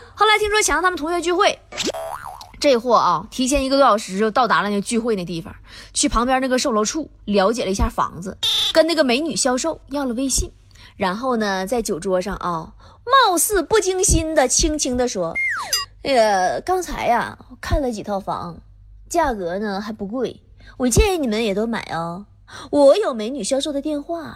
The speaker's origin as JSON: {"language": "Chinese", "town": "Tieling", "region": "Liaoning", "country": "China", "said": "对于我这个铁岭人来说"}